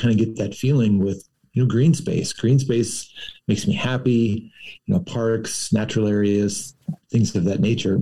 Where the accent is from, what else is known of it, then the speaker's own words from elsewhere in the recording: Moundridge, Kansas, United States; I grew up in Mound Ridge, only about 6 miles from Heston, where Dick Arboretum is located.